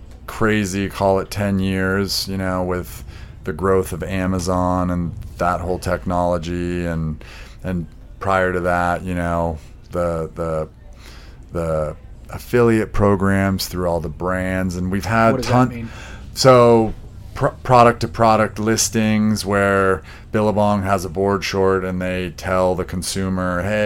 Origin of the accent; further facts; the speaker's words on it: Montana, United States; And so I was raised actually in Montana.